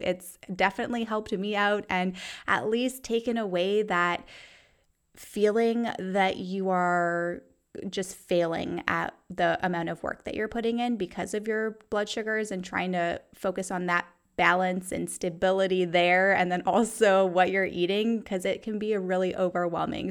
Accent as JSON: {"language": "English", "country": "Canada", "tie": "born or raised there", "moved": "yes", "lives_now": "United States", "said": "growing up in Canada, we used millimoles per liter"}